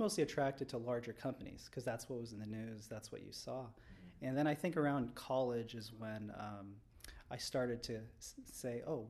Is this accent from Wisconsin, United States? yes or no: no; Southern California, United States; moved away as an adult; now in Chicago, United States; I grew up out here in Southern California